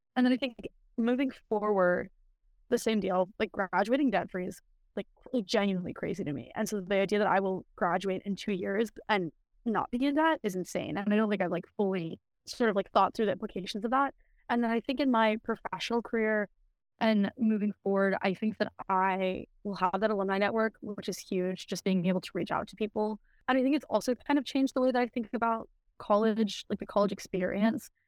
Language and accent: English; Raleigh, North Carolina, United States; I'm from Raleigh, North Carolina, so just about 30 minutes away, very nearby